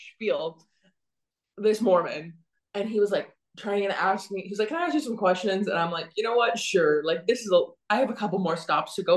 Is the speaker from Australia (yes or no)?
no; Canada; I'm from Canada.